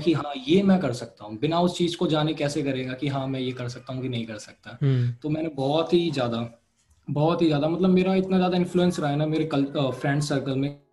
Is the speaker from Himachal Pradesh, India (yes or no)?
no; Noida, Uttar Pradesh, India; also born or lived in Ghaziabad; मैं नोएडा से हूँ